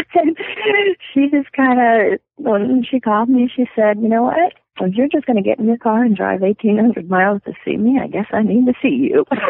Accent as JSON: {"language": "English", "region": "Louisiana", "country": "United States", "tie": "born or raised there", "moved": "as an adult", "lives_now": "Montana, United States", "said": "we were both born and raised down there"}